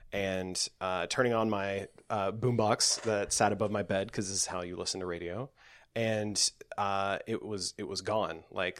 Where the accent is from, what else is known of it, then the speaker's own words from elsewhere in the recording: Nashville, Tennessee, United States; Back in 99, I grew up in the Nashville area, and in high school, which was for me, was like 97 to 99.